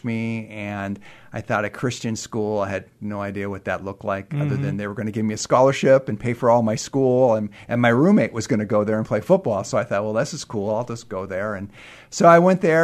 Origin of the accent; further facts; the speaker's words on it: Burien, Washington, United States; I grew up in Burien, Washington, and attended Highline High School